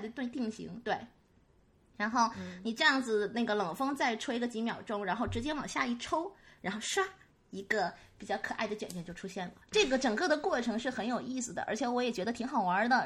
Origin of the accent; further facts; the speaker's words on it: Northeast China, China; moved away; also born or lived in Guangdong; 用我们东北话讲